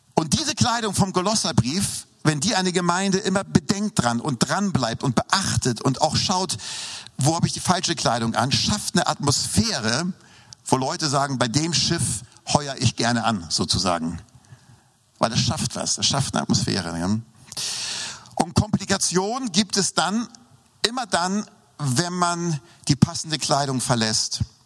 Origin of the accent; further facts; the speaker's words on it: Hamburg, Germany; moved away; also born or lived in Lindau; Ich bin ja in Norddeutschland aufgewachsen, das wissen ja die meisten hier. Ähm, ähm äh, in Hamburg